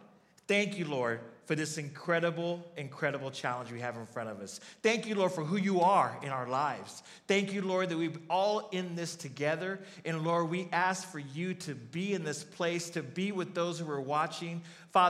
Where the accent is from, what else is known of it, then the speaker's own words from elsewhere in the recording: Arizona, United States; I'm from Arizona